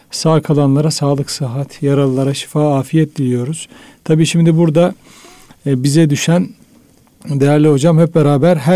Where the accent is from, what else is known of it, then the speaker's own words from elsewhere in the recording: Düzce, Turkey; Ben Düzceliyim